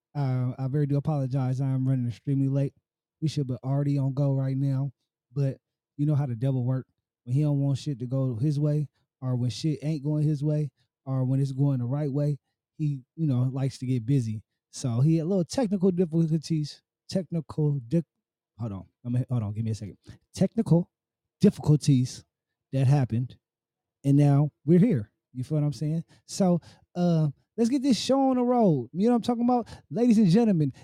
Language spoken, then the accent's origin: English; Oakland, California, United States; being an Oakland native because I'm born and raised in Oakland